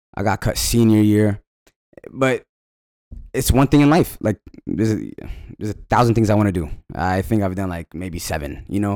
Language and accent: English; Falls Church, Virginia, United States; moved away as an adult; now in Los Angeles, United States; I was born and honest in Virginia, raised in Falls Church